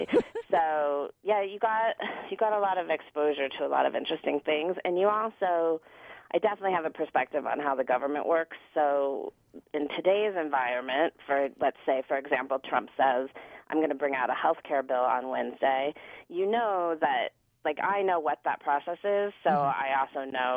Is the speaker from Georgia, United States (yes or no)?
no; Denver, Colorado, United States; also born or lived in Washington, D.C. / Los Angeles; I moved back to my hometown of Denver